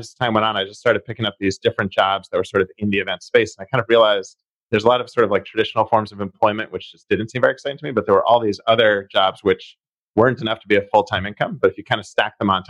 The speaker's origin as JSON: {"language": "English", "town": "Boston", "region": "Massachusetts", "country": "United States", "tie": "born or raised there", "also_born_or_lived": "California", "said": "I grew up in Jamaica Plain. Lived a little bit in California, but for the last 10 years or so, I've been living back in Boston, Rossi area."}